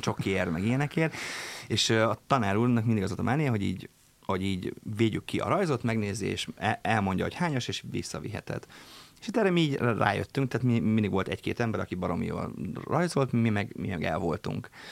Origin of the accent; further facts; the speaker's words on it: Papkeszi, Veszprém County, Hungary; én egy papkeszi nevű településen nőttem föl, Balaton fűzfős, Balaton kenesek között